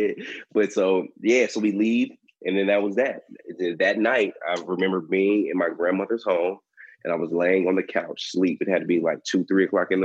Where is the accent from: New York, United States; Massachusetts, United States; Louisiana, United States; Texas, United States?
Texas, United States; Dallas; I'm from Dallas, Texas